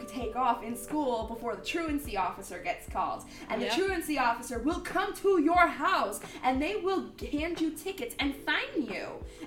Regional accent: Mount Pocono, Pennsylvania, United States; born or raised there

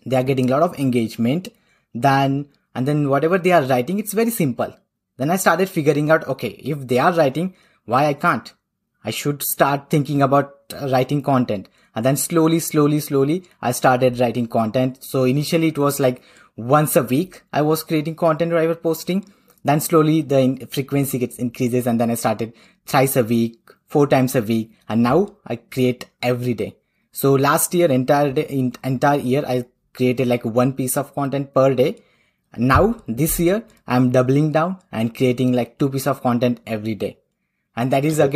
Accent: India; accent: Indian; moved away as an adult; now in Oslo, Norway; but I'm originally from India. So I belong to India

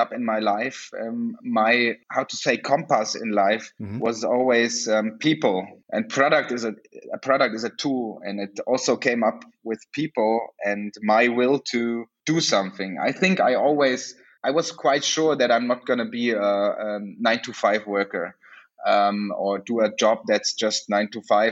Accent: Germany; also born or lived in South Africa; I come from Germany

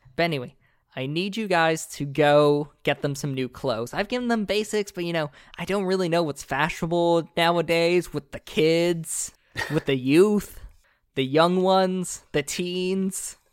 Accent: Florida, United States; I grew up in Florida

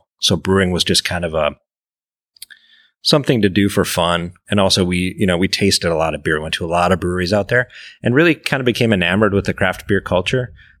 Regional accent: Eau Claire, Wisconsin, United States; moved away as an adult; also born or lived in San Diego; But then growing up in Eau Claire, Lineys is usually your first beer. I moved to the West Coast after high school, and you didn't have Lineys out there yet.

